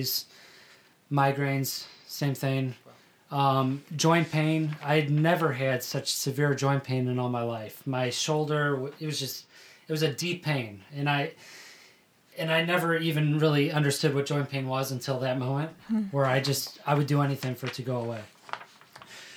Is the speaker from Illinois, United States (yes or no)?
yes; Chicago, Illinois, United States; moved away as an adult; also born or lived in South Carolina; now in New Jersey, United States; I'm from Chicago, Illinois, originally. My parents grew up there. I was born in the city. They moved to the suburbs shortly after